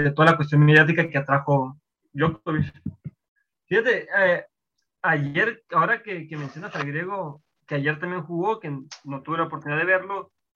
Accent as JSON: {"language": "Spanish", "region": "Sonora", "country": "Mexico", "moved": "as an adult", "lives_now": "Melbourne, Australia"}